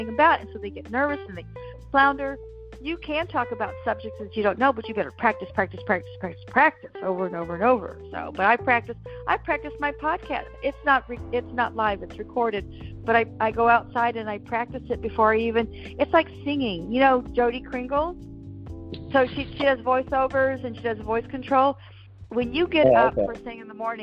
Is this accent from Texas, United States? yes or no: yes; Texas, United States; I was raised in Texas